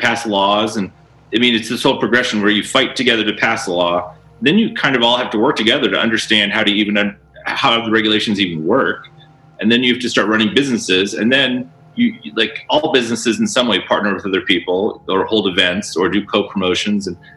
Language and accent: English; Northeast Ohio, United States; now in Colorado, United States; I grew up in Northeast Ohio